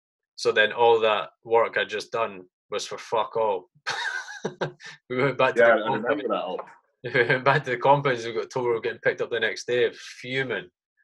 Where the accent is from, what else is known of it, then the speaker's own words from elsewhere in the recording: United Kingdom; as a Brit, you're looking at that thinking, that's fucking gold dust.